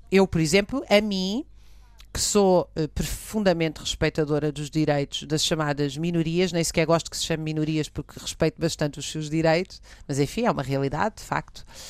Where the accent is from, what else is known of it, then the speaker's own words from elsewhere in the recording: Cascais, Lisbon, Portugal; eu nasci em Cascais